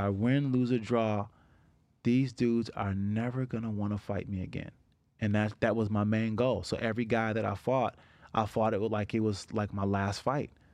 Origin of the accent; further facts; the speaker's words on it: Niagara Falls, New York, United States; I grew up in Niagara Falls